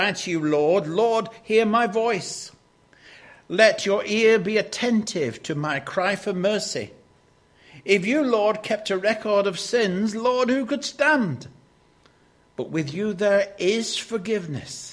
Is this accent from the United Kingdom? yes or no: yes; Lancashire, North West England, United Kingdom; Growing up in Lancashire